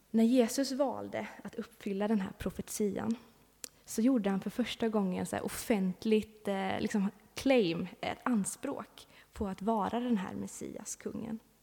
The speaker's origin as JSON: {"language": "Swedish", "country": "Sweden", "tie": "born or raised there", "moved": "yes", "said": "jag bor inte här just nu, men jag har bott här, jag är uppvuxen här i Backa"}